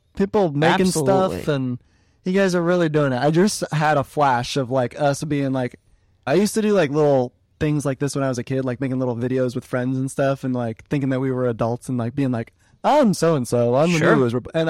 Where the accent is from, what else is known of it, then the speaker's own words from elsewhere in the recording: Brooklyn, New York, United States; accent: Brooklyn; And that's my Brooklyn accent there.